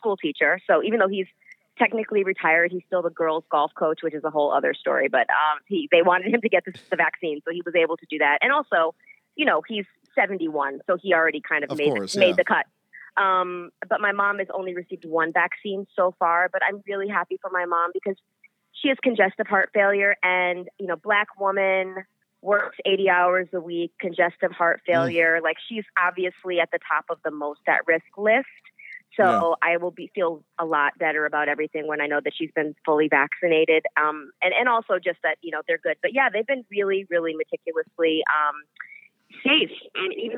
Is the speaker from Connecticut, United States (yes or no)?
yes; Middletown, Connecticut, United States; moved away; Middletown, Connecticut.